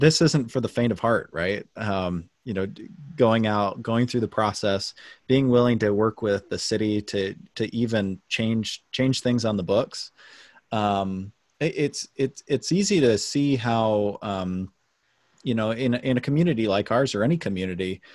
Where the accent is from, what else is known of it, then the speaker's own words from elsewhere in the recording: South Jordan, Utah, United States; moved away as an adult; now in Logan, United States; I'm originally from South Jordan and came here for school